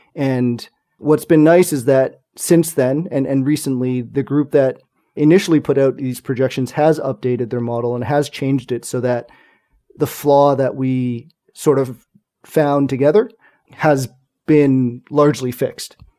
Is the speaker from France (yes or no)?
no; Montreal, Quebec, Canada; in Montreal, my hometown, our current hometown.